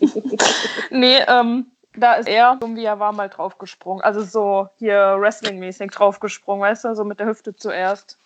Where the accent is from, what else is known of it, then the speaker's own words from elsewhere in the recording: about 60 km from Cologne, North Rhine-Westphalia, Germany; mein Heimatort quasi, wo ich aufgewachsen bin, ist so 60 Kilometer oder so von Köln weg